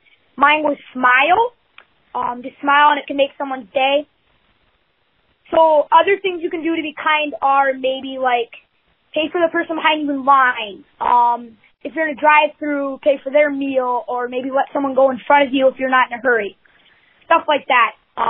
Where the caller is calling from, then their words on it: Stoughton, Wisconsin, United States; I'm calling from Stoughton, Wisconsin. I am going to Sand Hill Elementary School